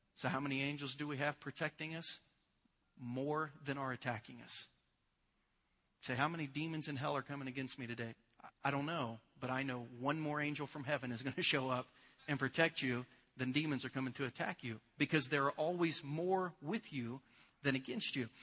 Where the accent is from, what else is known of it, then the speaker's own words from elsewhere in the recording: United States; as an American